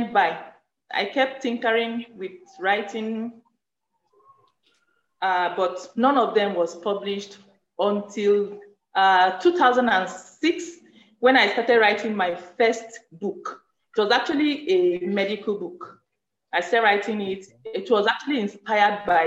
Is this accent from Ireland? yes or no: no; Benue, Nigeria; also born or lived in Osun State; now in Zaria, Nigeria; I hail from Benue State.